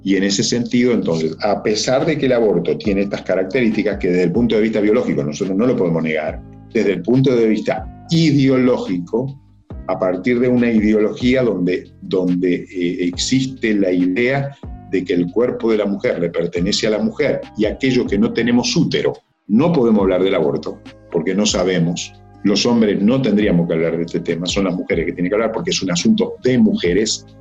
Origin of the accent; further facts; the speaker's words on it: Uruguay; mi país, la mitad del, Uruguay, eh, nosotros somos 3 millones, 3 millones y medio